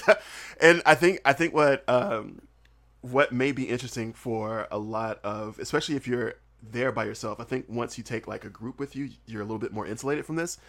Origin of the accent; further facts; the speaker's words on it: Southern United States, United States; accent: Southern; also born or lived in South Korea; I'm Southern and, and my accent is thick. It's very, very thick